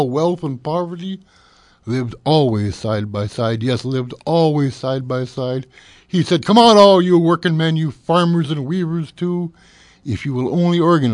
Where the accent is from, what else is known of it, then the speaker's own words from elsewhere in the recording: Toronto, Ontario, Canada; when I grew up in Toronto, I was called Christ Killer all the time